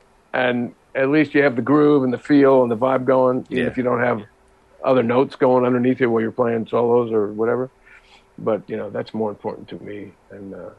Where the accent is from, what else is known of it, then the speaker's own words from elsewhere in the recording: New Jersey, United States; also born or lived in Utica, New York / Buffalo, New York; now in New York City, United States; Buffalo in the city and then in a suburb outside until I was about nine. Then I moved to New Jersey, about 50 minutes outside of New York City. Okay. And that's pretty much where I had my growing up.